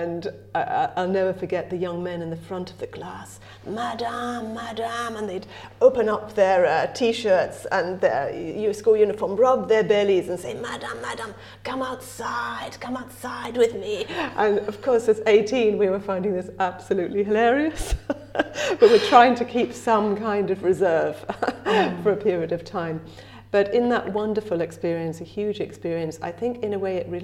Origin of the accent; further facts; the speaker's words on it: Brighton, South East England, United Kingdom; accent: English; moved away as an adult; now in Ireland; I come from Brighton originally. A long time ago, I lived in Brighton by the sea.